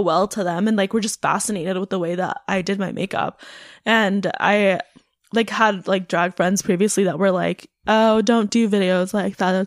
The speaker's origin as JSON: {"language": "English", "area": "North Bay", "region": "California", "country": "United States", "tie": "born or raised there", "moved": "yes", "said": "where my family's from in the North Bay. I would like to move back up north"}